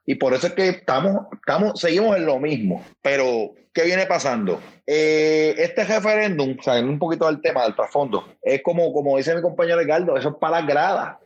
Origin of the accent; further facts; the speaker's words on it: Puerto Rico; moved away; somos tres, tres personas que ahora mismo somos, estamos en la diáspora porque eh, hemos, que, hemos tenido que salir de nuestro país